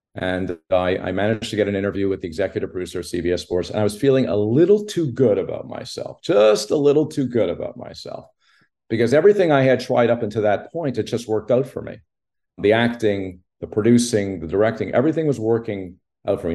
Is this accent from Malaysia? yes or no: no; Montreal, Quebec, Canada; I grew up in Montreal